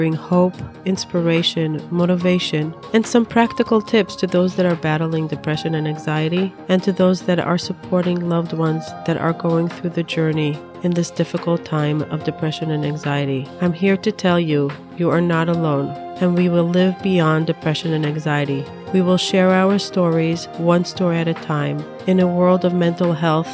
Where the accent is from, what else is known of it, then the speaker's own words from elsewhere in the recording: Israel; now in United States; I'm Orthodox from Israel. I grew up in a family of six.